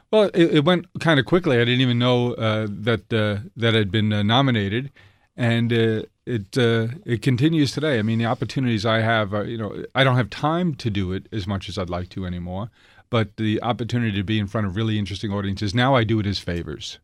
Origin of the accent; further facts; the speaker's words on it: New York City, New York, United States; being an Irish Catholic, uh, kid from South Queens